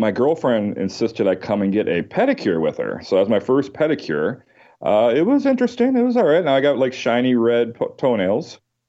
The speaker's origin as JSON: {"language": "English", "town": "Kenosha", "region": "Wisconsin", "country": "United States", "tie": "born or raised there", "said": "I've lived my whole life here in Kenosha, Wisconsin, which was a nice little town"}